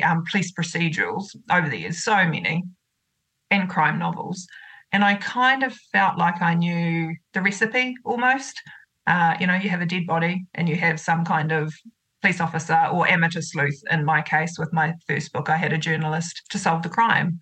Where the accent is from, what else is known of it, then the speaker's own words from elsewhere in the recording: Otorohanga, Waikato, New Zealand; my hometown where I grew up is Otrahonga, and that's about 15 minutes north of Waitomo